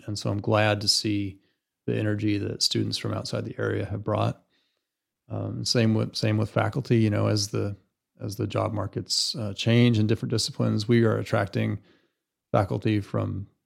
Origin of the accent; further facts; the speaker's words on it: Alaska, United States; And when I grew up in Alaska, it was it was the last oil boom there.